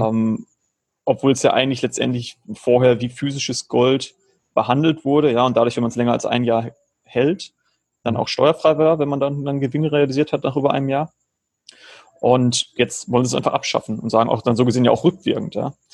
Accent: Germany; moved away as an adult; also born or lived in Georgia; now in Philippines; Ich lebe schon seit 2016, bin ich aus Deutschland ausgewandert

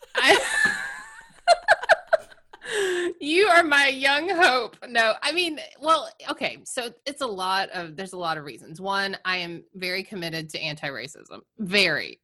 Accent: Georgia, United States; We're from Georgia.

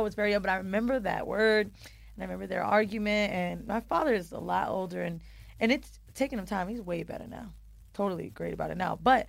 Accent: San Francisco, California, United States; born there; So I was born in San Fran.

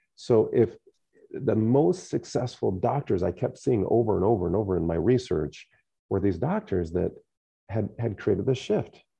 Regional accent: United States; growing up in the Quad Cities

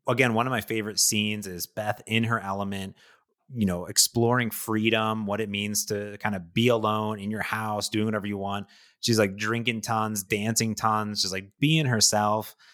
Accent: Ohio, United States; I grew up in Ohio

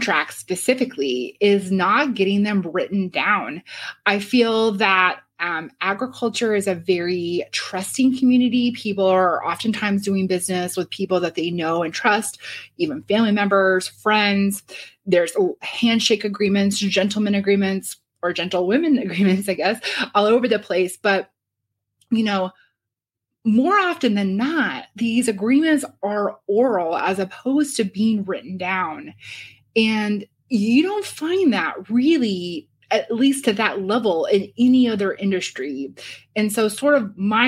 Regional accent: Shelbyville, Illinois, United States; also born or lived in New York, United States; now in Champaign, United States; in Shelbyville, my hometown

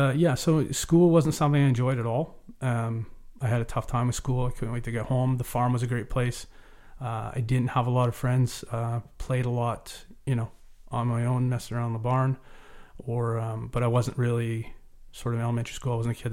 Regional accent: Cobble Hill, British Columbia, Canada; also born or lived in Cowichan Valley; So I was raised in Vancouver Island, in Cobble Hill. My father was RCMP officer, very prominent in the community.

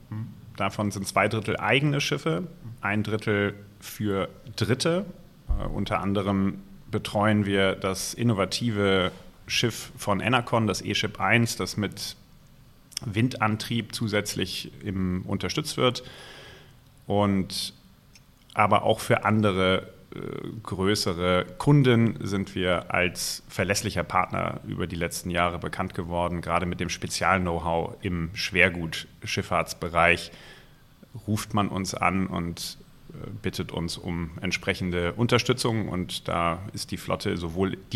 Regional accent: Hesse, Germany; Ich bin in der Nähe von Frankfurt aufgewachsen. Der Main diente nicht unbedingt als Inspirationsquelle.

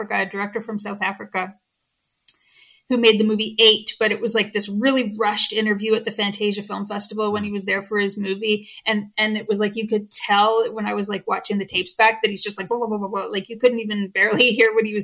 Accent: Canada; I'm Canadian

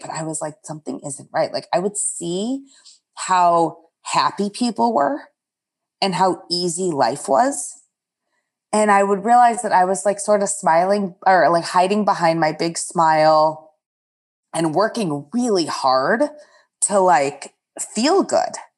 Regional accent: outside of Detroit, Michigan, United States; moved away as an adult; also born or lived in upstate New York / Chicago; I grew up outside of Detroit

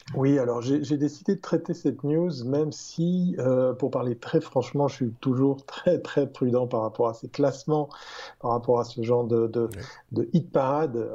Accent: Switzerland; je ne suis, pas peu fier en tant que Suisse

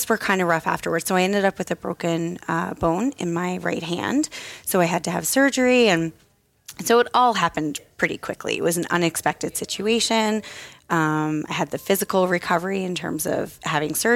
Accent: Newfoundland and Labrador, Canada; now in Halifax, Canada; I'm from Newfoundland, but I live in Halifax, Nova Scotia now.

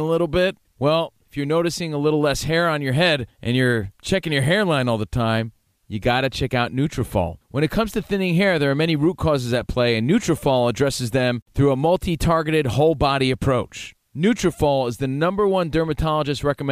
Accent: Union, New Jersey, United States; I grew up in Union

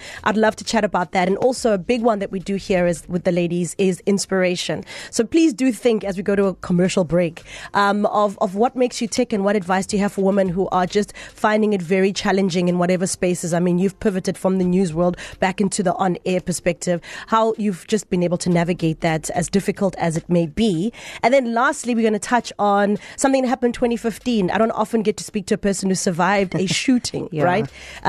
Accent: Mahikeng, North West, South Africa; like I was born in Mafike. I was born at the Victoria Hospital. And I grew up in a little town there and I lived my best life in Mafike, Unit 2 in Mabatu.

